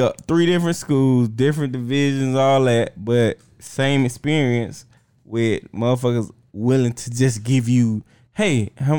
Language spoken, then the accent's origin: English; South Georgia, United States; also born or lived in Fort Valley, Georgia; I'm from South Georgia, so shit. But no, we all came from Fort Valley.